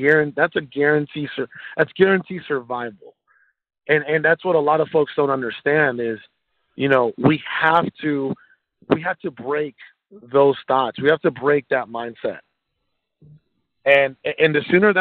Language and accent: English; Mexico; moved away; I was born in Mexico